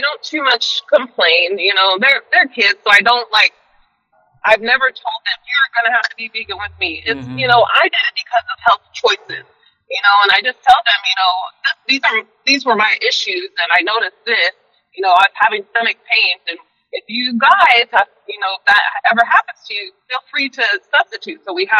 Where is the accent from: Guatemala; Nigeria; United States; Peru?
United States; Alaska; also born or lived in Kansas City, Missouri / Everett, Washington / Austin, Texas; So I kind of grew up in Alaska. I happened to move to Austin just because my mom and my stepdad, they were down there, and it was culinary school down there.